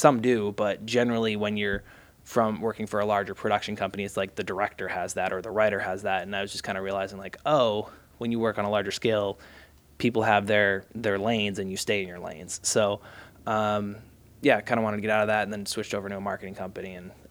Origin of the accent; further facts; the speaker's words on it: Massachusetts, United States; now in Los Angeles, United States; Like that's where I grew up outside of Boston.